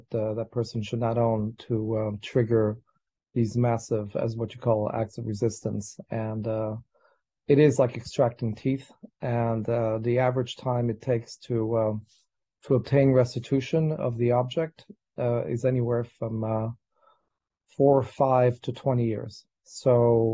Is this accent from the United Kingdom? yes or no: no; France; I grew up in France